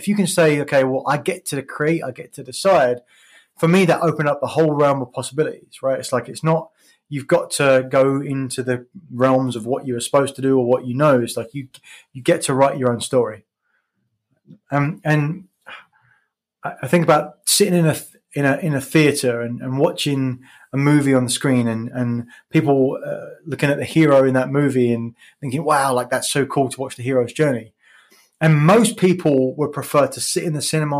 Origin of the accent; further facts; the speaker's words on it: England, United Kingdom; moved away as an adult; also born or lived in Philippines; I grew up in England, as you can probably hear.